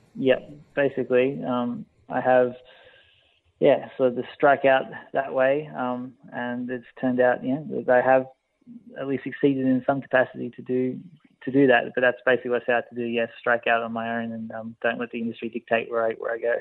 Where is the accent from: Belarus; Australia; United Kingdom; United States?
Australia; always grew up in Australia. I'm Australian